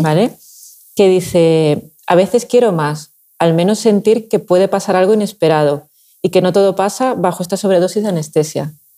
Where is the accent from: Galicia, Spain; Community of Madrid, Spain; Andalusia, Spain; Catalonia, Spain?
Andalusia, Spain; Seville; now in Valencia, Spain; soy de Sevilla y es verdad que mi padre de pequeña me llevaba al, equipo que había allí